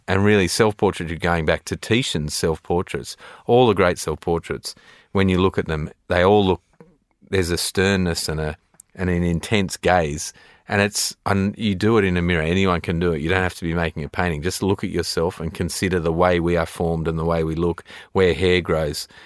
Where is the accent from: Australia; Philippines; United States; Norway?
Australia; Sydney, New South Wales; growing up in Australia